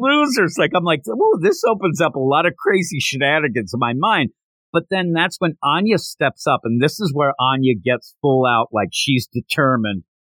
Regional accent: Philadelphia, Pennsylvania, United States; I'm from the Philadelphia area

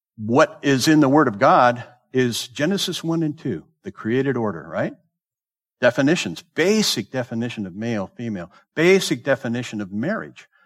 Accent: Southern California, United States; also born or lived in the South / Bay Area; I grew up in Southern California.

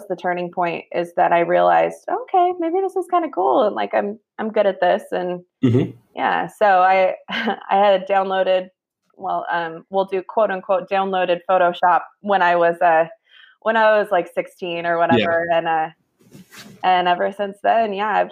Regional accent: Sacramento, California, United States; also born or lived in Germany; Born and raised in Sacramento. Been here my whole life

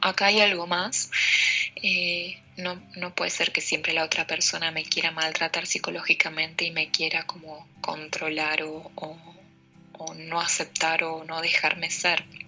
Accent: Argentina; soy de Argentina

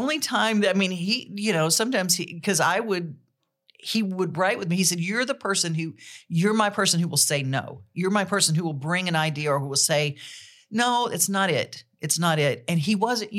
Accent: Monroe, Louisiana, United States; moved away as an adult; also born or lived in Alexandria, Louisiana / Pineville, Louisiana / New York; now in Nashville, United States; It's where I was born

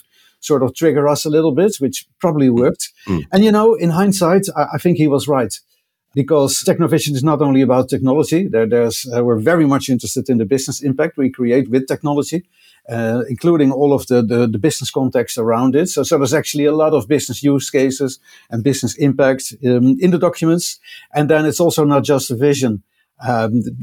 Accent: Netherlands; accent: Dutch; I'm doing this broadcast from the Netherlands, as you can probably tell by my accent, which I wouldn't be able to hide.

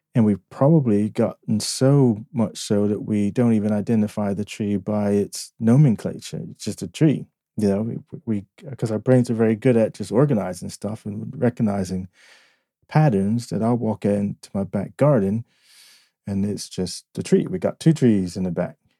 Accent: Newark, New Jersey, United States; also born or lived in Fort Monmouth, New Jersey; I grew up in the inner city. I was born in Newark, New Jersey.

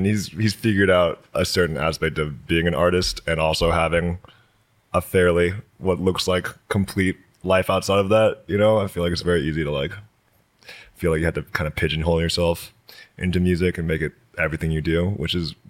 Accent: North Carolina, United States; now in Denver, United States; Yeah, I grew up in North Carolina

